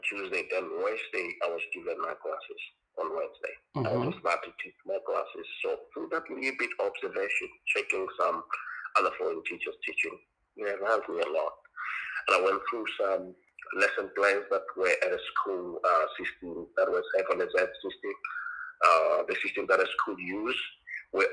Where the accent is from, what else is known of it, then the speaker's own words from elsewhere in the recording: South Africa; first language Tonga; English is a second language; moved away as an adult; also born or lived in Soshanguve; now in China; I am a South African and this is how I sound